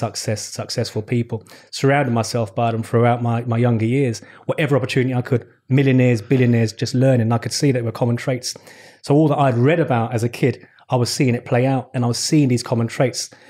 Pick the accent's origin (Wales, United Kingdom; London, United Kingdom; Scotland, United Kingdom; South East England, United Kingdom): London, United Kingdom; I was born in West London. I'm a Shepherd's Bush boy. Grew up in West London, raised by my mum.